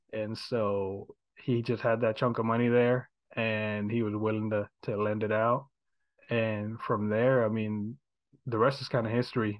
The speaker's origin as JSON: {"language": "English", "town": "Houston", "region": "Texas", "country": "United States", "tie": "born or raised there", "said": "I was born and raised here in Houston"}